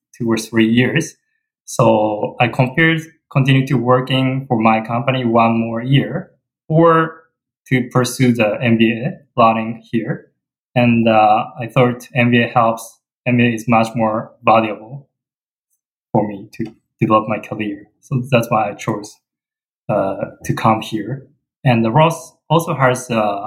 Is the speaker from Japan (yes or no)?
yes; Japan; moved away as an adult; now in Michigan, United States; I come from Japan